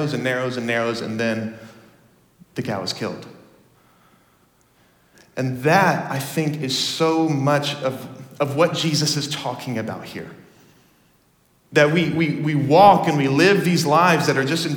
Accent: Dallas, Texas, United States; moved away; I grew up in Texas

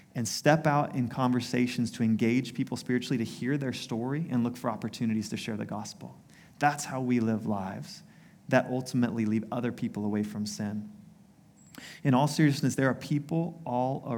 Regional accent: United States; my story growing up in the U.S.

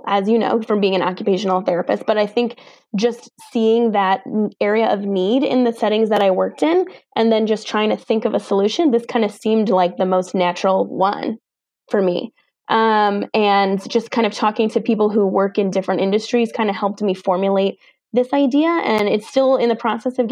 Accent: New York, United States; I'm from New York

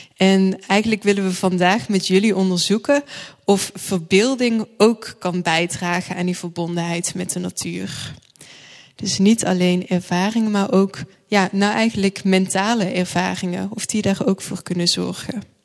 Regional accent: Thorn, Limburg, Netherlands; ik ben opgegroeid in een eh, dorpje Toren.

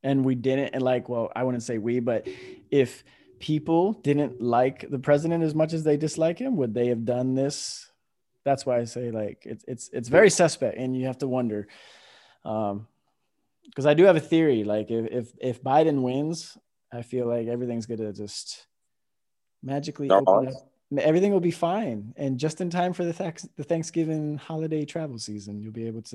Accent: Kissimmee, Florida, United States; moved away as an adult; also born or lived in New Jersey; I was born in New Jersey. We moved to Florida when I was 5, so I grew up in Kissimmee, just south of Poinciana.

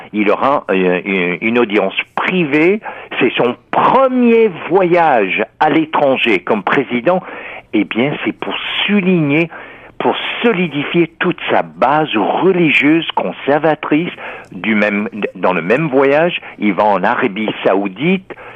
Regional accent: Texas, United States; moved away; je suis américain né au Texas en 1950. Au début, à l'école, euh, on priait

